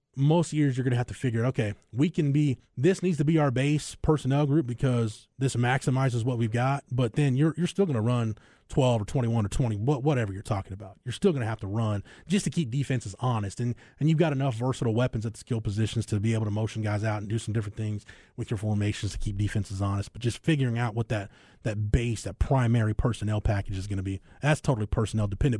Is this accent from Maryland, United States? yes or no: no; Florence, Texas, United States; where I grew up in Florence, America